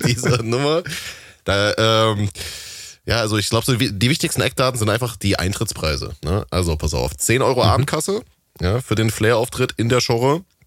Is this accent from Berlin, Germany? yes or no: no; Halle, Saxony-Anhalt, Germany; in meiner Heimatstadt Halle an der Saale im tiefsten Osten